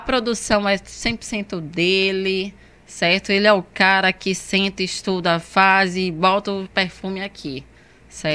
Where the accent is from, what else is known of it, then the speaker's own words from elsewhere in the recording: Northeast Region, Brazil; eu sou nordestina.